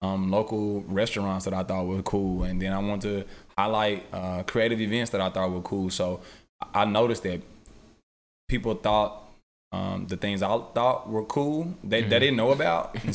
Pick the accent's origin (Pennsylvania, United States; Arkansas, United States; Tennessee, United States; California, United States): Arkansas, United States; Little Rock; moved away; also born or lived in Jackson, Mississippi; I am from Little Rock, Arkansas